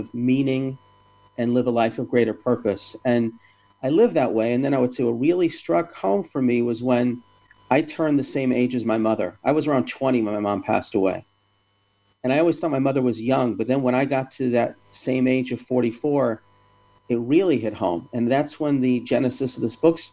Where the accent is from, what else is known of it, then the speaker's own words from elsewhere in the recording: Atlanta, Georgia, United States; when I was growing up in Atlanta